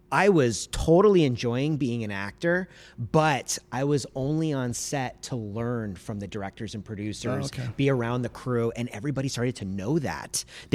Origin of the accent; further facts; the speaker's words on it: Los Angeles, California, United States; I'm born and raised. Okay. I'm fourth generation.